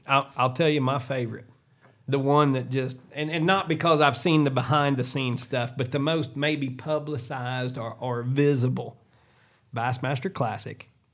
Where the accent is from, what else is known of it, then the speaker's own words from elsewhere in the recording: Southern Illinois, United States; I'm from Southern Illinois, home of high school basketball